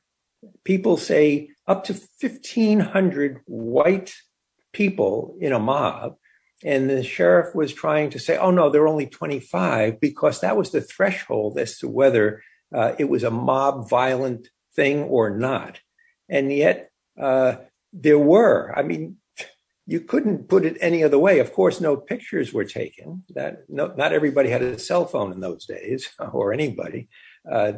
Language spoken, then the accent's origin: English; New York City, New York, United States; also born or lived in Miami Beach, Florida; I was born and raised in the Bronx